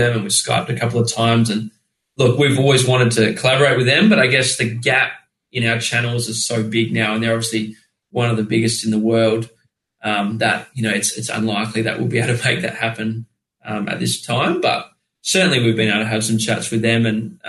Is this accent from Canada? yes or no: no; Australia; we're Australian